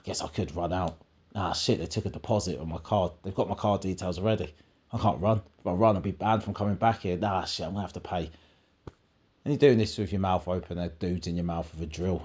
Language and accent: English; Essex, East of England, United Kingdom; I'm from Essex